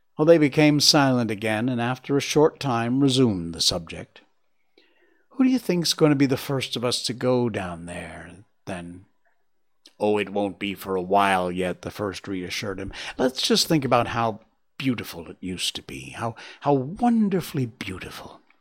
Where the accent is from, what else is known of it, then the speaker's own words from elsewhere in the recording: United States; moved away; me being an American